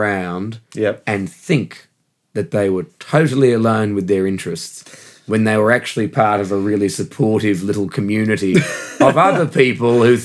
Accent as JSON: {"language": "English", "town": "Perth", "region": "Western Australia", "country": "Australia", "tie": "born or raised there", "moved": "as an adult", "lives_now": "London, United Kingdom", "said": "I come from Perth, Western Australia, and that's the most isolated city on Earth"}